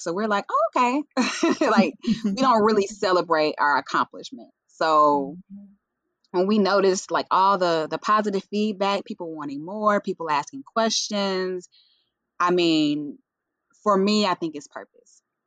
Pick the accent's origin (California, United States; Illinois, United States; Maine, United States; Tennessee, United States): Tennessee, United States; Jackson; moved away as an adult; now in Nashville, United States; I am originally from Jackson, Tennessee, a little small town